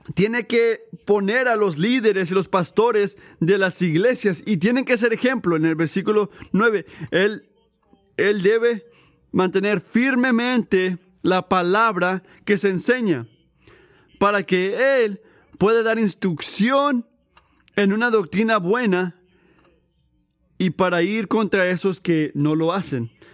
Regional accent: Puerto Rico; yo crecí en Puerto Rico

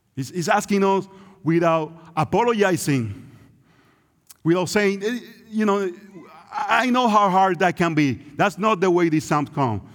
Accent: Puerto Rico; English is a second language; It's Puerto Rico, that's where we grew up

